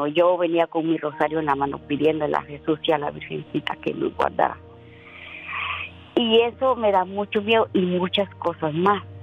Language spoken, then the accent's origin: Spanish; Guatemala; now in United States; Yo soy pura guatemalteca y me gusta bailar el son.